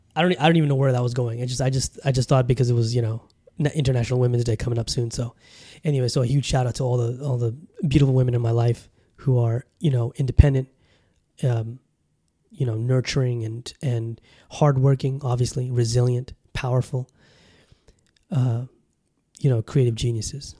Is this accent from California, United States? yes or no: yes; Southern California, United States; moved away; also born or lived in Bangladesh; growing up in California, you know, in Southern Cali